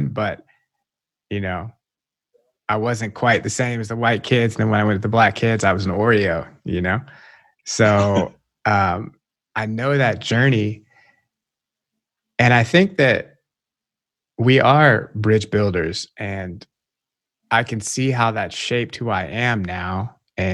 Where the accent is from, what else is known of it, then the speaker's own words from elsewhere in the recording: the South, United States; I grew up in the South